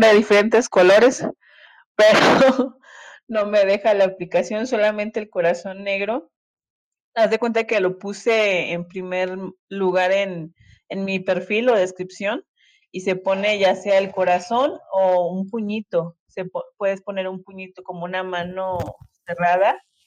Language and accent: Spanish; Monterrey, Nuevo León, Mexico; now in Mexico City, Mexico; Yo soy de Monterrey, pero estoy viviendo en la Ciudad de México.